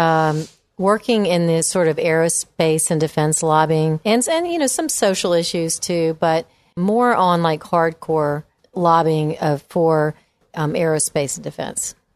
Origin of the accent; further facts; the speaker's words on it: Memphis, Tennessee, United States; moved away as an adult; also born or lived in Virginia / England / Washington, D.C.; I grew up in Memphis, went to high school at Lausanne